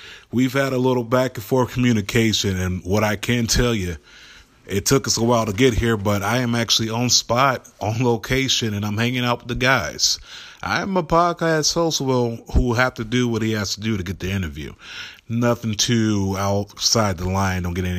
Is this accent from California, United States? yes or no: no; Florida, United States; also born or lived in Nashville; now in Cleveland, United States; Now, myself, I was born and raised in South Florida, Palm Beach County. Stayed a little bit all over Florida, but born and raised there my whole life.